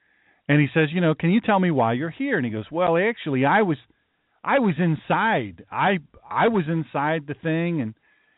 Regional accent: Chicago, Illinois, United States; I'm from Chicago. I'm worker, you know, I'm a labor guy.

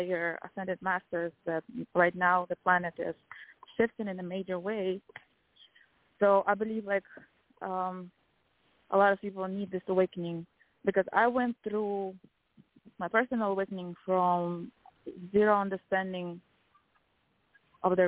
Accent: Kazakhstan; I'm from Kazakhstan

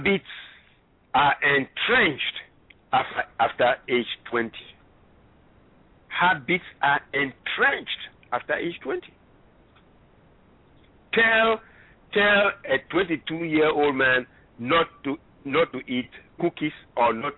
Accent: Ghana; moved away; I'm originally from Ghana, West Africa

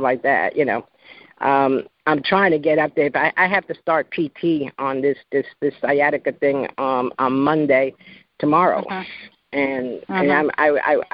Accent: New York, United States; moved away as an adult; also born or lived in Georgia; It's my adopted state. I'm originally from New York

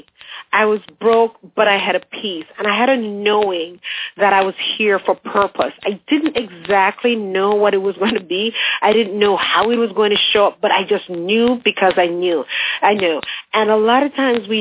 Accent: Jamaica; moved away as an adult; also born or lived in England; now in United States; I grew up in Jamaica

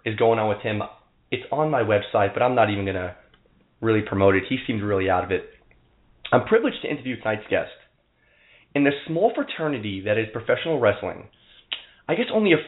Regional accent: New York City, New York, United States; I grew up here in New York City

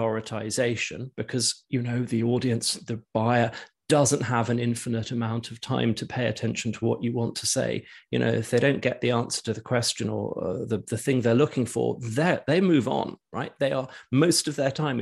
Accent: United Kingdom; also born or lived in London; I grew up in the UK, and all my businesses have been here

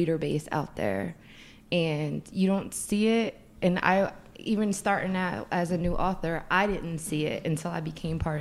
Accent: Philadelphia, Pennsylvania, United States; Philadelphia, born and raised

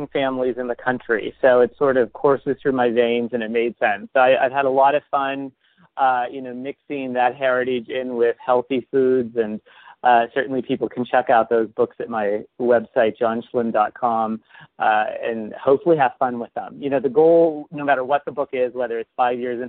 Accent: St. Marys, Pennsylvania, United States; my hometown of St. Mary's, Pennsylvania

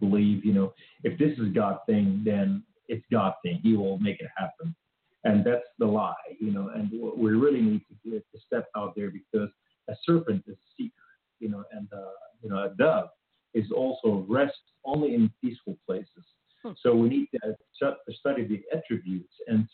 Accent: Beirut, Beirut Governorate, Lebanon; now in United States; I was raised in Beirut, Lebanon

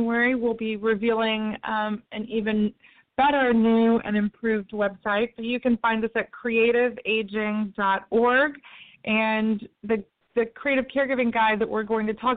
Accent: Tennessee, United States; my home state of Tennessee

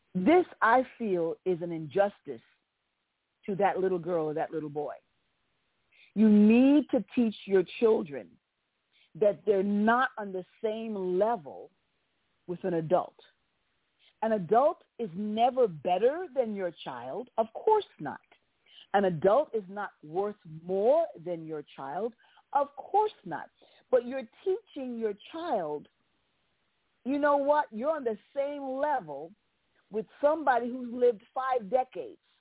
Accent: United States; the nation of my birth, and I'm an American

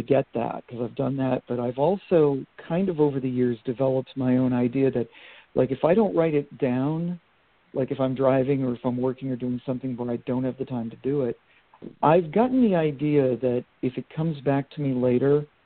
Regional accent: Vermont, United States; also born or lived in Maine; I'm from Vermont originally, and I went to school in Maine

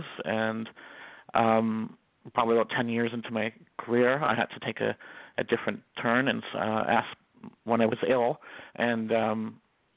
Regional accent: Toronto, Ontario, Canada; I'm from Toronto, Ontario, Canada

